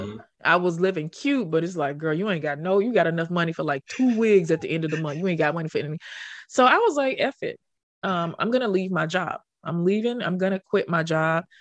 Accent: Memphis, Tennessee, United States; moved away as an adult; also born or lived in Harlem, New York; I already knew them from my hometown

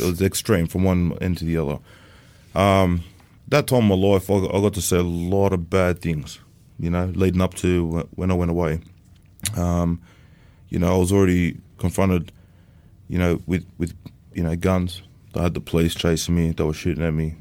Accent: Sydney, New South Wales, Australia; also born or lived in Sunshine Coast; I come from um, a place called Bankstown, based in Sydney. I was raised up around that area for the first part of my childhood, up until teenage years.

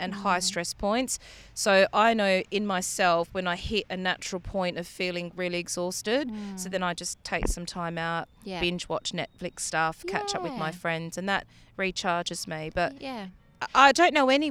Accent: Australia; being Australian

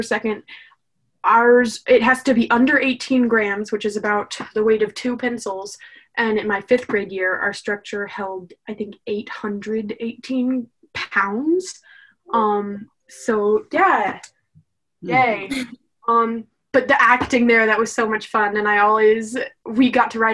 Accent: Raleigh, North Carolina, United States; Raleigh born and raised

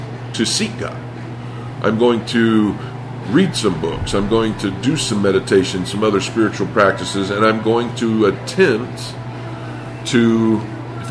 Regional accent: Indiana, United States; I grew up in the Bible Belt, Indiana

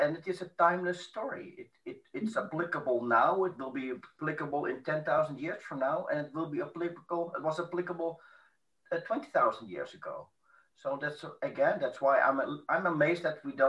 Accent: Amsterdam, North Holland, Netherlands; moved away; Yes, I was born in Amsterdam. I live 1.5 hours south of Amsterdam

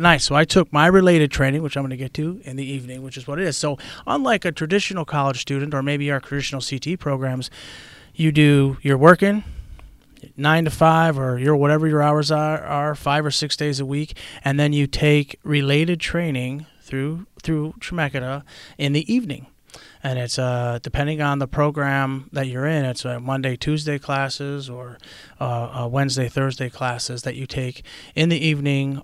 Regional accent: Chicago, Illinois, United States; moved away; I'm originally, uh, born and raised in Chicago, Illinois

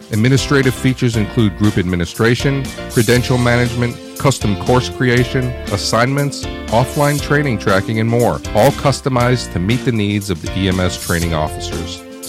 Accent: New York, United States; growing up in New York, we did have some summer property up there in upstate New York.

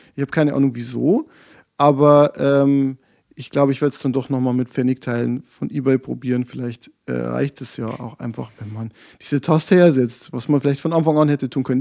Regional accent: Bavaria, Germany; Ich komme aus Bayern

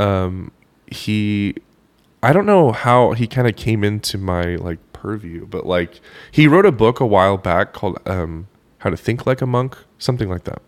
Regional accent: Oklahoma, United States; I did not really grow up listening to a ton of country, um, which is ironic 'cause I'm from Oklahoma

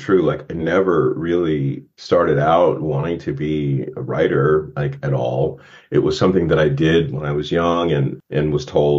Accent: Warren, Ohio, United States; moved away; Raceville, Ohio, which is where I spent my youth

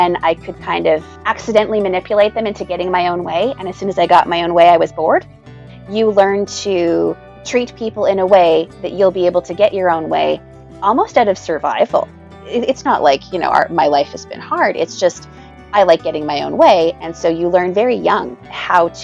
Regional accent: Canada; I'm Canadian.

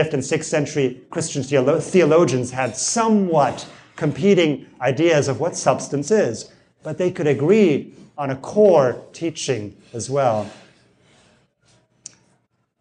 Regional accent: United States; we're American

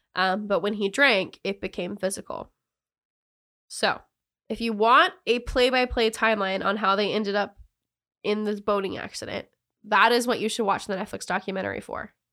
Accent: the South, United States; I'm from the South

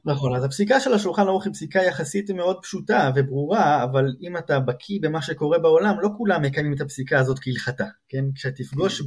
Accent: Israel; moved away as an adult; now in Princeton, United States; יש כמה זוגות ישראלים, אנחנו מביניהם, שבאנו מהארץ

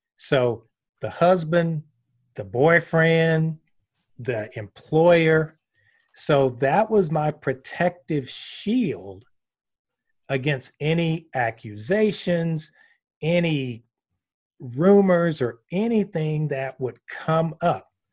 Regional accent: Columbus, Georgia, United States; moved away; also born or lived in Gainesville, Florida; growing up in Columbus, Georgia, that was in my D N

